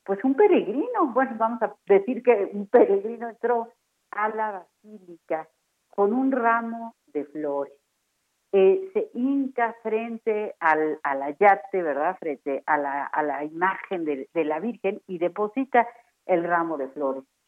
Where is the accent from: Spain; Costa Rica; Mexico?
Mexico; así somos los mexicanos